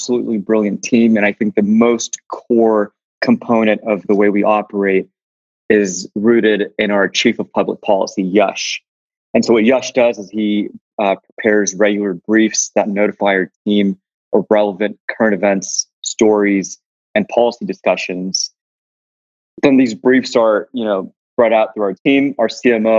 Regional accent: Los Angeles, California, United States; I'm the son of two Pakistani Hindu refugees into the US. I was born in South Central LA.

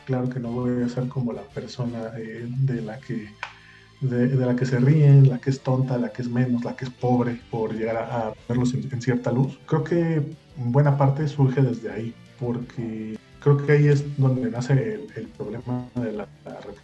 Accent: Mexico City, Mexico; moved away as an adult; now in Guadalajara, Mexico; chilango de nacimiento, eh, tapatío adoptado ya hace seis años

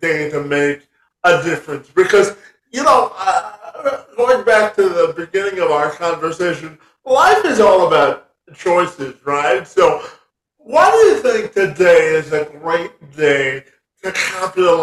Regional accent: Canada; we're both Canadian

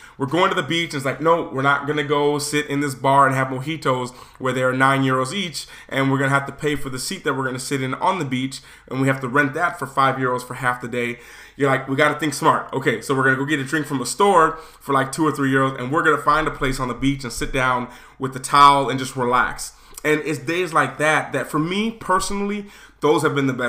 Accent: United States; I'm American.

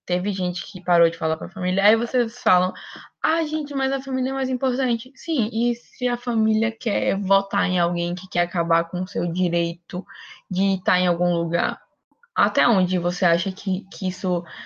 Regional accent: Brazil; estudantes, enquanto brasileiros

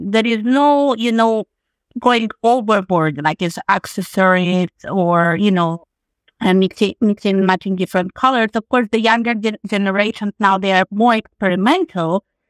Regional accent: Latvia; also born or lived in Ireland / Australia; now in Milan, Italy; I moved to Italy about a year ago, but I've lived in many different places. I'm originally from Latvia. My husband is Italian. He's from the south of Italy, from Puglia. And we just moved to Milan in January.

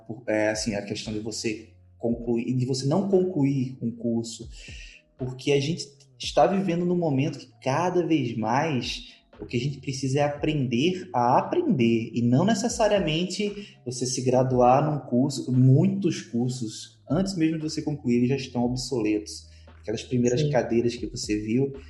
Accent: Northeast Region, Brazil; eu já sou do Nordeste

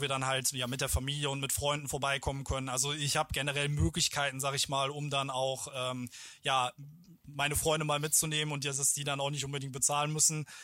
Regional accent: German–Dutch border region, North Rhine-Westphalia, Germany; weil ich halt hier aus der Grenzregion komme, hier aufgewachsen bin

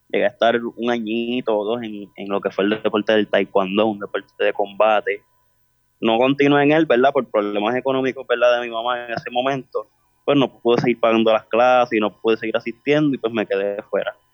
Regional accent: Carolina, Puerto Rico; Gracias, eh, de Carolina.

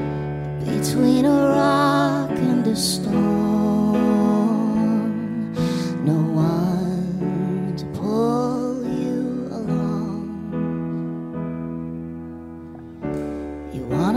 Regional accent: Canada; as a Canadian

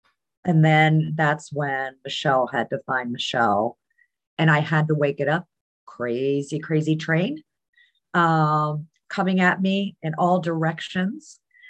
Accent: Germany; I was growing up in Germany. Dad was military.

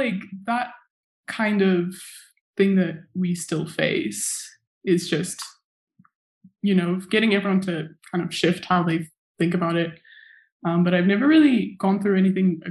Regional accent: Zimbabwe; moved away as an adult; now in Durham, United Kingdom; I was born and raised in Zimbabwe to a Shona mom and a Dutch dad

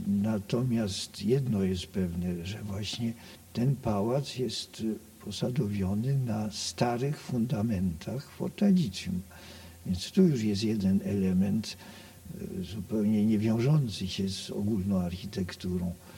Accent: Poland; ten dom, bo ja to zawsze nazywam domem, skoro się tutaj urodziłem i wychowałem

